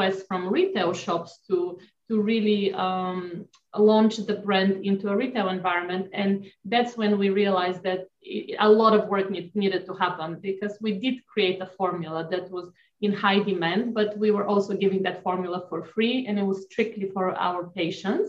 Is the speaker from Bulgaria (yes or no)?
yes; Bulgaria; moved away; I grew up in Bulgaria